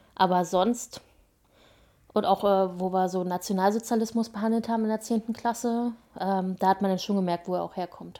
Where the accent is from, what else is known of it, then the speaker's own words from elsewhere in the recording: Berlin surroundings, Brandenburg, Germany; also born or lived in Spandau, Berlin; Also ich bin ja in, in Spandau geboren, also im Westen sozusagen mhm. ehemals und ähm, meine Eltern sind dann mit mir ins Umland gezogen, als ich sechs war